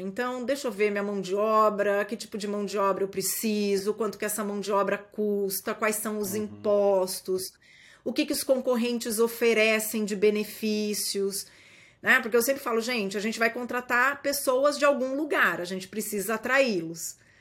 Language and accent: Portuguese; Brazil; moved away as an adult; now in United States; nós somos brasileiros